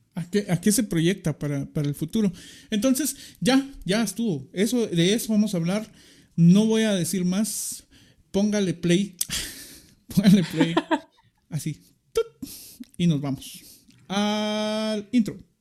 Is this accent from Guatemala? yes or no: yes; Guatemala; somos guatemaltecos